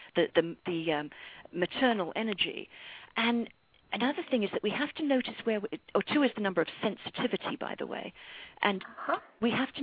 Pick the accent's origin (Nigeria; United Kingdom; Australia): United Kingdom; London; moved away as an adult; now in United States; I was born in London from an English mother and an Irish father.